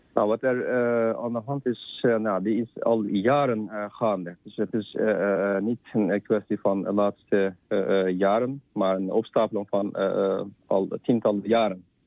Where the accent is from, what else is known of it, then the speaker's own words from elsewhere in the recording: Hotan, Xinjiang, China; now in Netherlands; in de zuidelijke gedeelte waar ik vandaan kom, dus Hotan